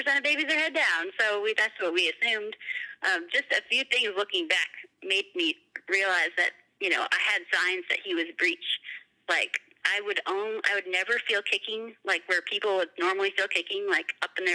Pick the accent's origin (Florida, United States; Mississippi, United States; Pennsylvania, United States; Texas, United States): Florida, United States; moved away as an adult; now in Ohio, United States; I was from Florida and had just moved up to Ohio when we got married in May